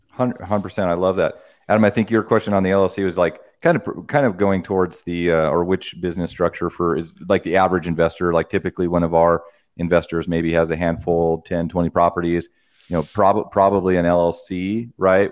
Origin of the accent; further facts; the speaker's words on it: Wyoming, United States; I come from a farming family. I'm, I'm from Wyoming